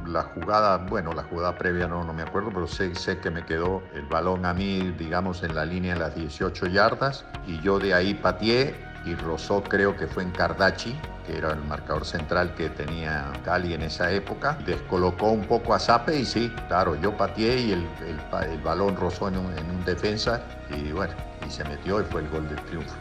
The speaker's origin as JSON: {"language": "Spanish", "town": "Colonia Caroya", "region": "Córdoba", "country": "Argentina", "tie": "born or raised there", "also_born_or_lived": "Colombia", "moved": "as an adult", "said": "Nací en Colonia Carolla, un pueblo de República Argentina, de Córdoba, en la República Argentina, el 18 de septiembre de 1946"}